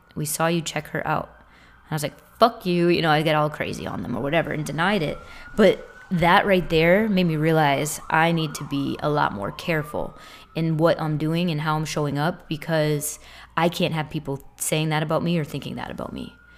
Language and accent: English; Boston, Massachusetts, United States; moved away as an adult; also born or lived in Tampa area, Florida; now in Tampa, United States; I'm from Boston. I live in the Tampa area now